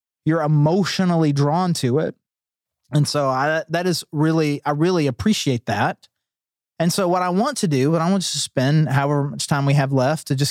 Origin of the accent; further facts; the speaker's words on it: Fayetteville, United States; I'm from Fayetteville